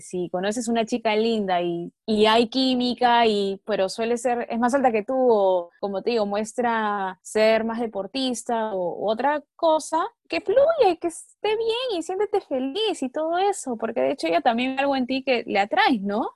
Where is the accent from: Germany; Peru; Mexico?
Peru; en nuestro país, en Perú, porque somos peruanos, porque vivimos acá